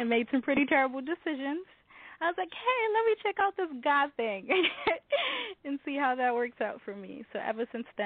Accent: New York City, New York, United States; I'm originally from the Bedford-Stuyvesant section of Brooklyn, New York. I was born and raised there

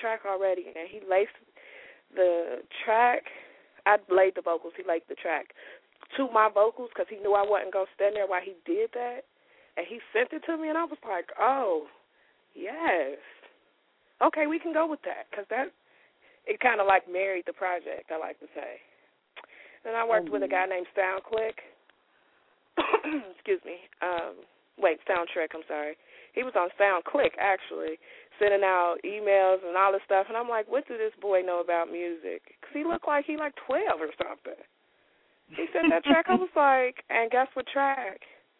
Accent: Cincinnati, Ohio, United States; I'm from Cincinnati

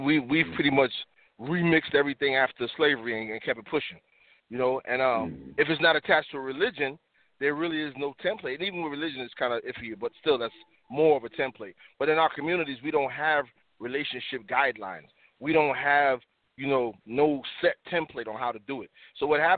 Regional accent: the South, United States; moved away; also born or lived in Harlem, New York / The Bronx, New York; growing up in the South as a young man, like the late 70s

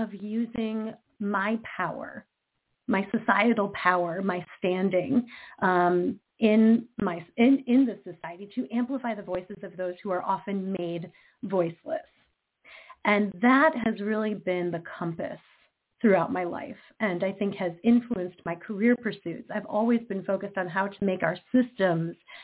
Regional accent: Detroit, Michigan, United States; accent: American; I am American. I was born and raised in Detroit, Michigan, the Motor City, home of Motown music

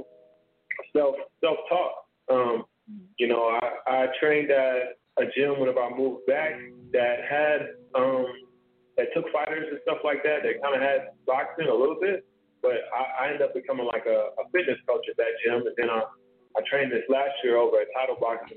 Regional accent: Tulsa, Oklahoma, United States; I'm right here from Tulsa, Oklahoma, professional boxer

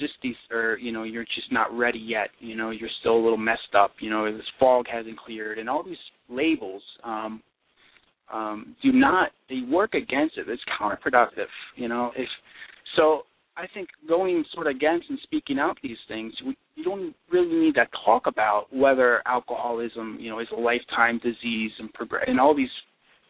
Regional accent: East Coast, United States; now in Michigan, United States; I'm actually from the East Coast

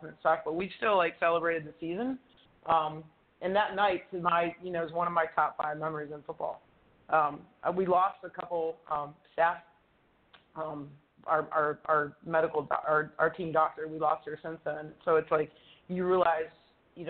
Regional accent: Cleveland, Ohio, United States; now in Pittsburgh, United States; I'm born and raised in Cleveland

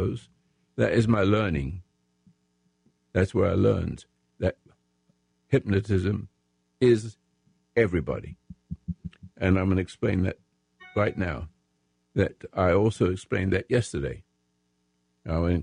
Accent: England, United Kingdom; moved away as an adult; now in United States; I'm American. I'm in English, but I'm an American, patriot right now, if I may say so. And I've been in the military in the Royal Sussex Regiment in England during the World War.

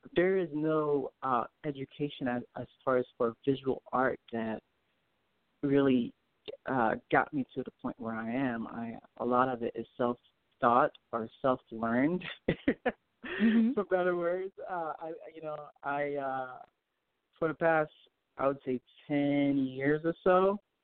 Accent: Port-au-Prince, Ouest, Haiti; now in United States; I'm from Haiti. I was born in Haiti. I was born in Port au Prince, Haiti.

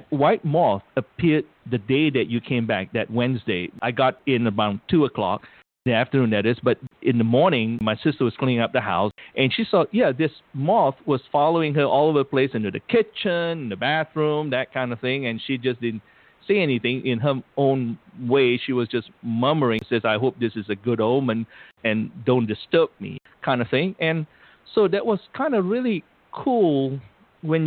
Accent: United States; I'm from the United States

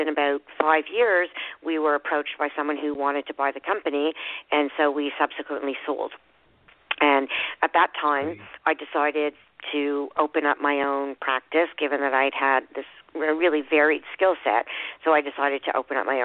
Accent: Montreal, Quebec, Canada; I am calling from Montreal in Quebec, Canada. I've been living here all my life

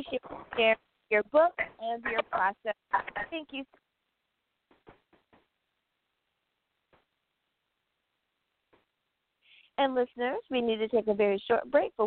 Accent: United States; the United States coming in the number one spot, my home country

